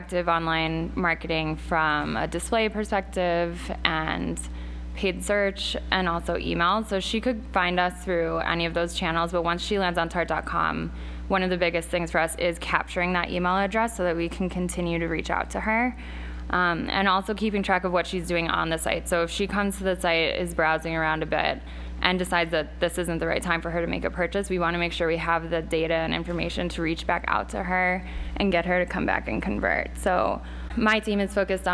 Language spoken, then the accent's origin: English; outside of Chicago, Illinois, United States; moved away as an adult; now in New York City, United States; I grew up outside of Chicago